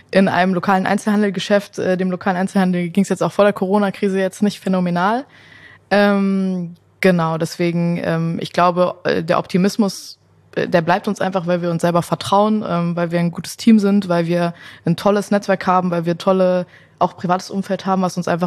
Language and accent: German; Windberg, North Rhine-Westphalia, Germany; Ich komme ja aus Windberg, ob das jetzt sowas mit Heimatliebe äh, Liebe oder so zu tun hatte, äh, gar nicht.